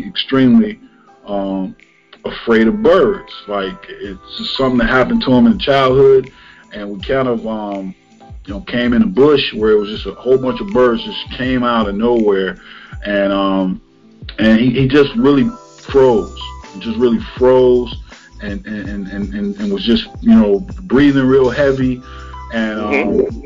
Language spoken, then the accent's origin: English; Cleveland, Ohio, United States; I'm from Cleveland, and I'm from definitely an urban area, so the hood